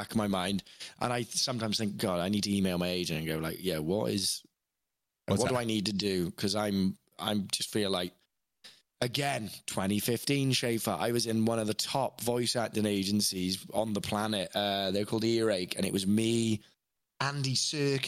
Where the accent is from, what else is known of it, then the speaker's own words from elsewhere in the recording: Wales, United Kingdom; moved away; growing up in Wales and in a working-class family and a comprehensive Welsh school